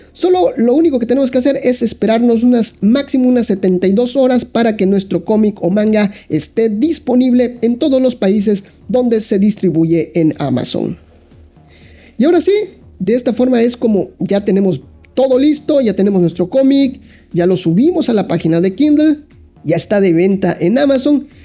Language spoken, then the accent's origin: Spanish; Mexico; yo dibujante, que soy de México